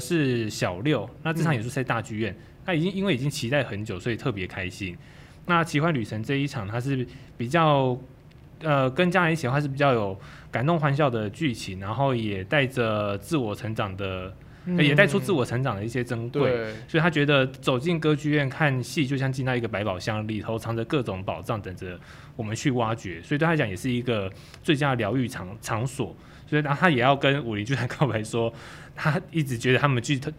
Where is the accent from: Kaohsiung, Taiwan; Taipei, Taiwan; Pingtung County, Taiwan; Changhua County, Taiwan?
Kaohsiung, Taiwan; 我是从高雄上来的，